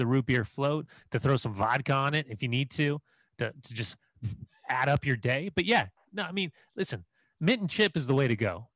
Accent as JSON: {"language": "English", "region": "Southern California", "country": "United States", "tie": "born or raised there", "said": "I'm a Clippers guy for basketball growing up in Southern California"}